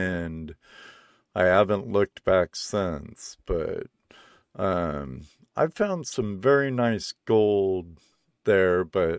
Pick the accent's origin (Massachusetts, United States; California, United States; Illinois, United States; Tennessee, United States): California, United States; Southern; also born or lived in North Cascades, Washington; now in Washington, United States; I was born and raised in Southern California, Jack. Southern California beach bum, surfer dude, skater dude.